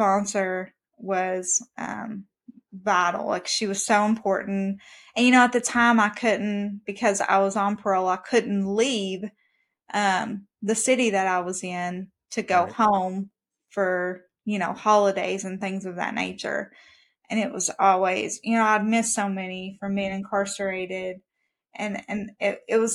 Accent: Kentucky, United States; I'm from Kentucky

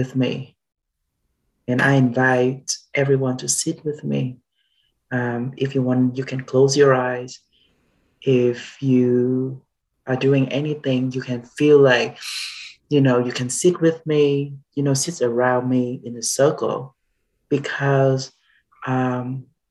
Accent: Southern Vietnam, Vietnam; now in Atlanta, United States; Originally, I come from Vietnam, from the south of Vietnam.

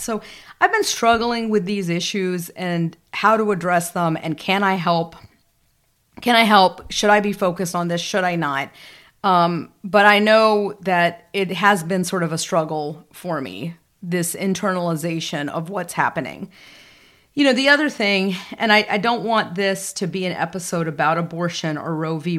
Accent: the South, United States; growing up in the South at a time

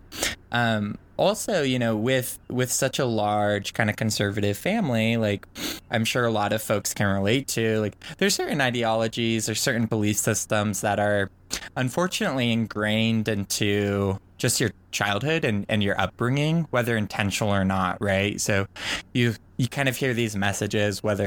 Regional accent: Oregon, United States; born and raised in Oregon to a pretty big Mormon family

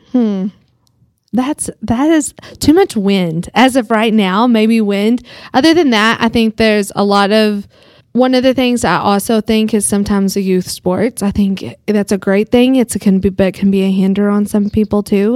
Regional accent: Groom, Texas, United States; also born or lived in Dallas; now in Amarillo, United States; it was my hometown

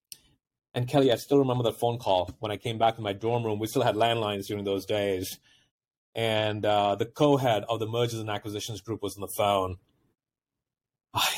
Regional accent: Mumbai, Maharashtra, India; moved away as an adult; now in United States; I grew up in India

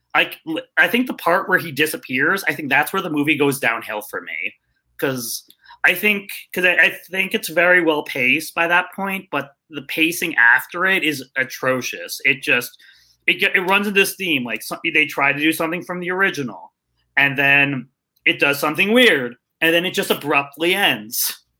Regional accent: Jericho, New York, United States; now in Tucson, United States; I'm originally from New York, but I live in Tucson, Arizona.

